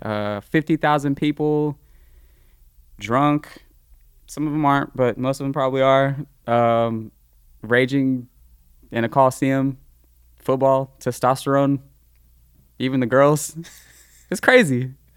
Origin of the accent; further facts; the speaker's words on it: Livermore, California, United States; I'm from Livermore